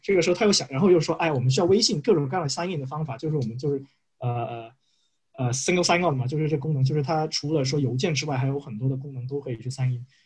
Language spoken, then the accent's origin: Chinese; China; 我们是中国人